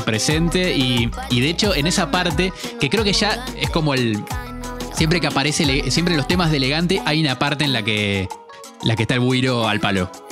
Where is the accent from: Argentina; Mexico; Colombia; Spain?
Argentina